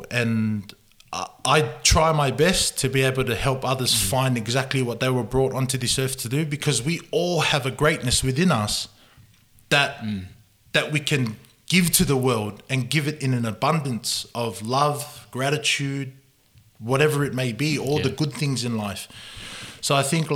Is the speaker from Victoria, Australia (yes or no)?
no; Sydney, New South Wales, Australia; also born or lived in Gold Coast; I grew up in Sydney, in Mount Druitt, on the west side of Sydney.